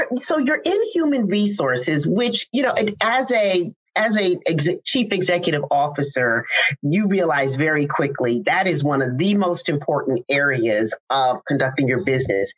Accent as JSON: {"language": "English", "town": "Teaneck", "region": "New Jersey", "country": "United States", "tie": "born or raised there", "said": "I grew up in Teaneck, New Jersey"}